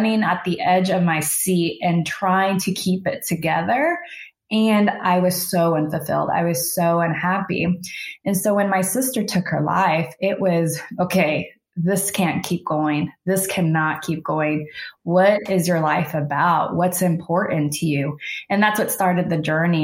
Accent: Houston, Texas, United States; moved away as an adult; also born or lived in San Francisco; I was born and raised in Houston. My family came and immigrated from El Salvador

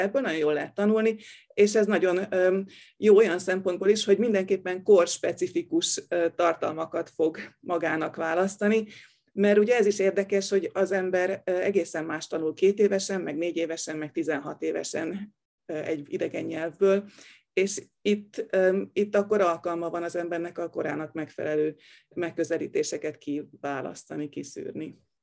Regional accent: Hungary; én még a bezárt szocialista időkben nőttem fel, amikor az ember tényleg úgy értezte, hogy be van ide zárva

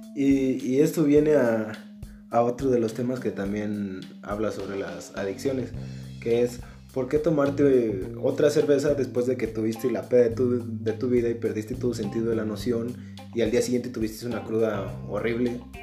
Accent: Mexico; No soy buen mexicano

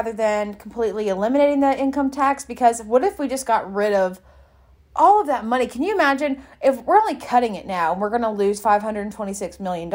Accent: Mississippi, United States; I'm from Mississippi.

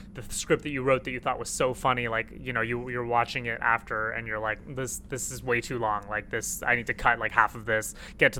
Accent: Toronto, Ontario, Canada; also born or lived in Jordan / Iraq; born in Jordan and then moved here when I was two, and just been in Toronto pretty much like ever since.

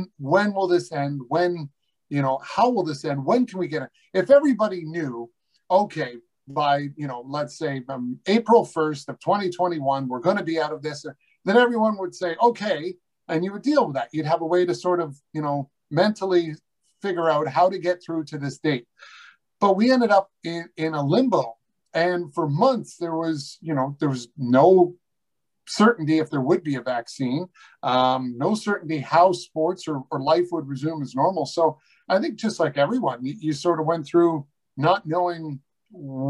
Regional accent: Newmarket, Ontario, Canada; my hometown of Newmarket

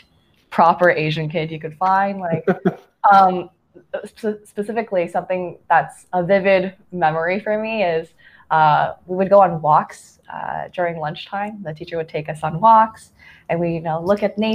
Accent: Nantong, Jiangsu, China; moved away; also born or lived in Canada; I was born in Jiangsu Nantong, which is, I believe, a couple kilometers away from Shanghai. And there I grew up with two families

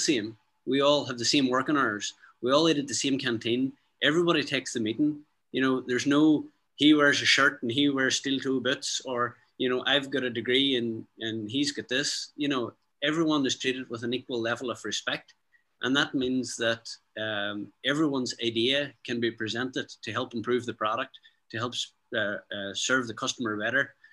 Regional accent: County Derry, Northern Ireland, United Kingdom; We're country people from rural County Derry

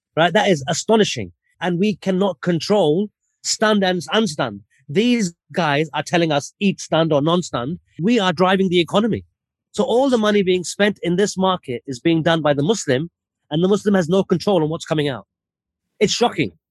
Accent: United Kingdom; So I was born in the UK, but my parents are from Lahore in Pakistan

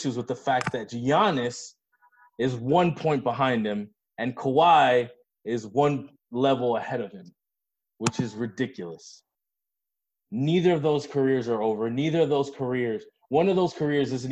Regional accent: Miami, Florida, United States; we're from Miami

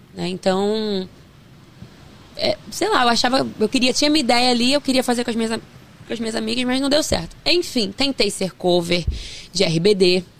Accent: Duque de Caxias, Rio de Janeiro, Brazil; born or raised there; also born or lived in Queimados

